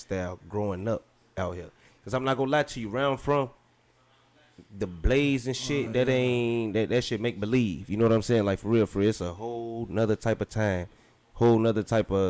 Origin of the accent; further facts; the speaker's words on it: Chicago, Illinois, United States; now in Dallas, United States; I'm from Chicago